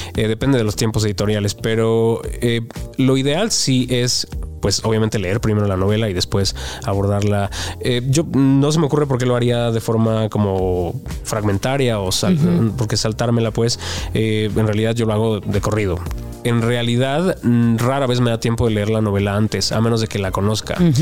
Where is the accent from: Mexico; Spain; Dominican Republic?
Mexico; yo como lector mexicano